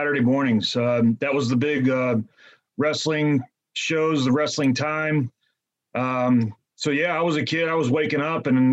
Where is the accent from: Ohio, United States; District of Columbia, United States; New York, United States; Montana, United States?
Ohio, United States; Cincinnati; I'm from the Cincinnati area.